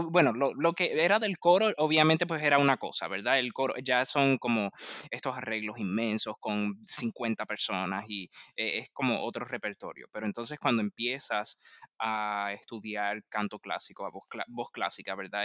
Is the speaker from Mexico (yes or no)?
no; Puerto Rico; moved away as an adult; also born or lived in New York; now in Washington, D.C., United States; Yo soy de Puerto Rico